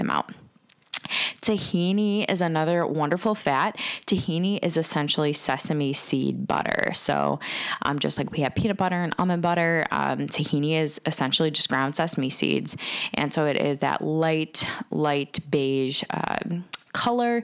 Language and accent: English; Cleveland, Ohio, United States; I am from Cleveland, Ohio, and I am a woman entrepreneur